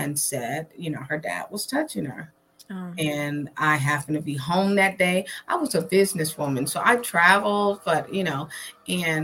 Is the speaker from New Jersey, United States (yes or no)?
yes; Trenton, New Jersey, United States; I'm originally from New Jersey, Trenton, New Jersey, to be exact